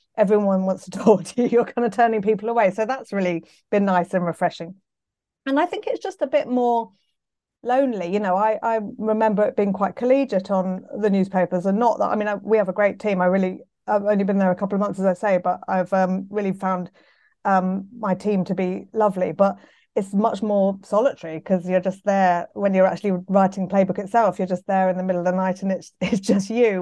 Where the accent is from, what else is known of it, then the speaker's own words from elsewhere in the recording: London, United Kingdom; I'm from London, so I went to school, um, Pimlico School just down the road